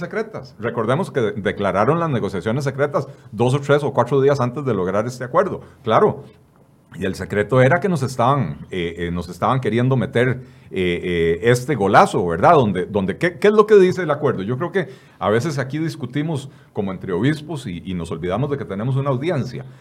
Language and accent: Spanish; Costa Rica; somos todos los costarricenses